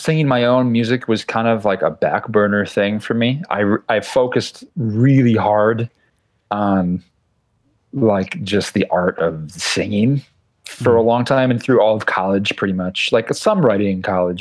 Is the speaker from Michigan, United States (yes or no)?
no; Utica, New York, United States; I grew up in Utica